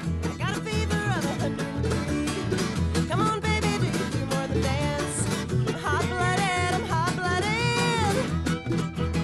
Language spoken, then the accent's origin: English; Victoria, Texas, United States; also born or lived in Houston, Texas / Bishop, Texas / Austin, Texas; I did spend some time in some smaller towns in Texas before kind of ending up in Victoria. And then I went to a high school in Victoria